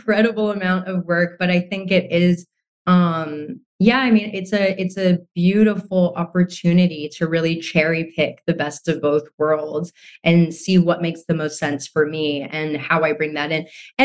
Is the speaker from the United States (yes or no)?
yes; United States; I grew up in America, I grew up alongside Americans and a very westernized ideals